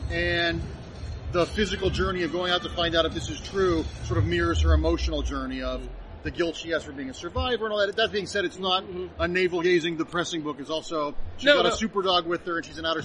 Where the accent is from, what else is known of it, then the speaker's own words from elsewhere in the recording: Cleveland, Ohio, United States; I grew up outside of Cleveland, Ohio